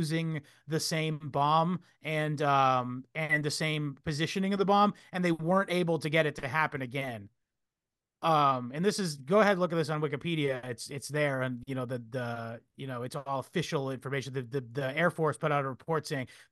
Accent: Northeast, United States; I'm from the Northeast. We have real lobster

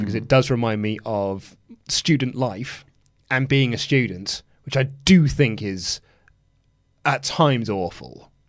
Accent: Leeds, Yorkshire and the Humber, United Kingdom; I'm from Leeds.

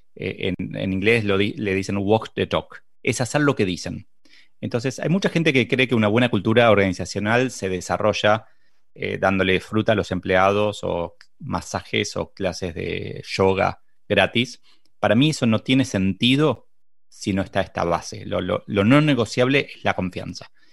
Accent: Uruguay; soy de Uruguay

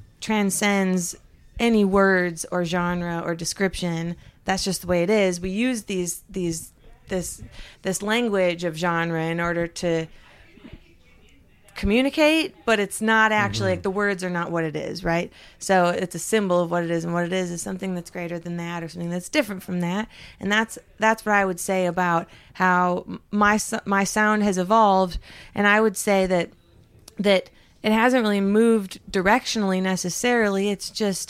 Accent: Upper Peninsula of Michigan, United States; I grew up in the Upper Peninsula of Michigan, which is almost to Canada.

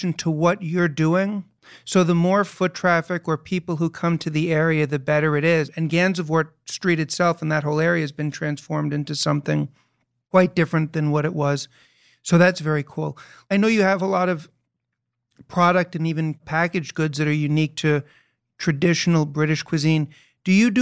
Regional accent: United States; also born or lived in Chicago / New York; as an American

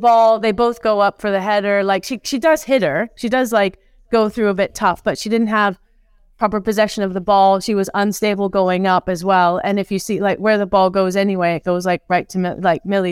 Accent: New Zealand; now in England; as a Kiwi

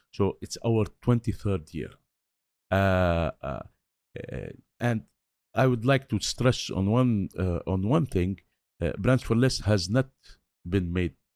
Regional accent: Beirut, Beirut Governorate, Lebanon; I was brought up in Beirut in these very difficult situations

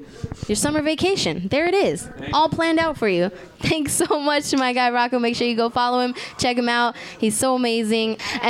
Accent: Riverside, California, United States; also born or lived in Los Angeles (between Ladera and Culver City); now in Los Angeles, United States; I'm from Riverside, but I live out here in the jungle between.

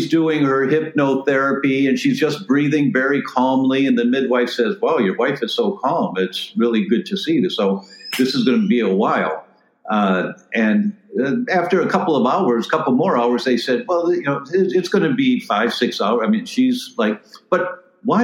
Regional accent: Detroit, Michigan, United States; moved away; I'm originally from Detroit

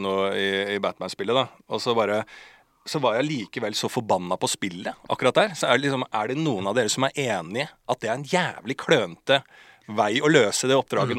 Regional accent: Bærum, Akershus, Norway; på liksom Bærums Verk, Rykken-området der jeg vokste opp

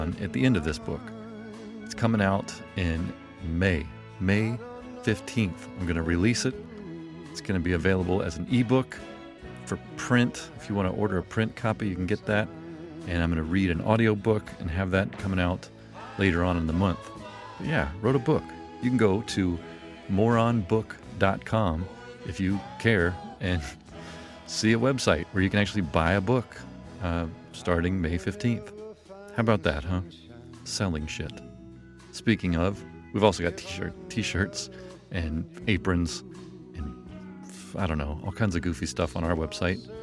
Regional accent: Mississippi, United States; also born or lived in Memphis, Tennessee; now in California, United States; I'm from Mississippi. I was born in Memphis, Tennessee. I don't live there anymore. I live in California

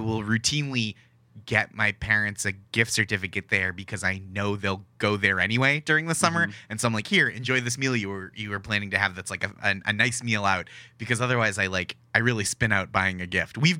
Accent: Massachusetts, United States; I grew up in Massachusetts, which is lobster roll country

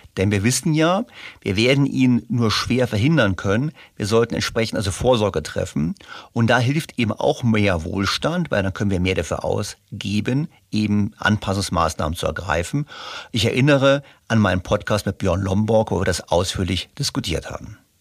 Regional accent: Germany; ich bin aufgewachsen in Deutschland in einer sozialen Marktwirtschaft

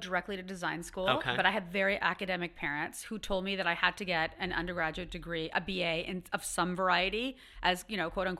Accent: Ottawa, Ontario, Canada; I'm from Ottawa

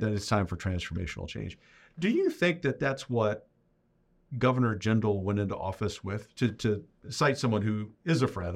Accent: Louisiana, United States; being my native state

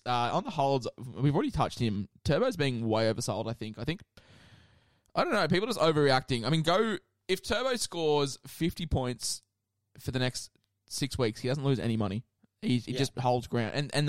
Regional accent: Queensland, Australia; as a Queenslander

